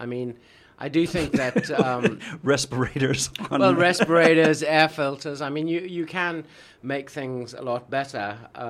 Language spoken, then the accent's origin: English; Johannesburg, Gauteng, South Africa; now in Beijing, China; I'm from Johannesburg, which is basically the biggest city in South Africa